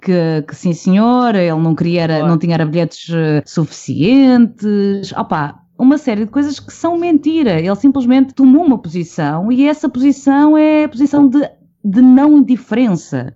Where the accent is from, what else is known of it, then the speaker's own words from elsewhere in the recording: Portugal; sendo Tuga